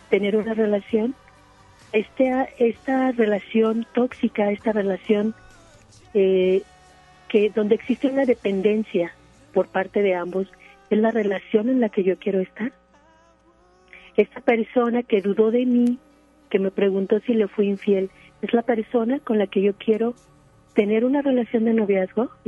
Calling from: Apodaca, Nuevo León, Mexico; Estoy hablando desde Apodaca.

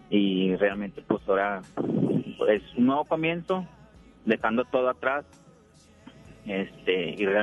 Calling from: Juárez, Mexico; estoy acá en el municipio de Juárez, me dirijo

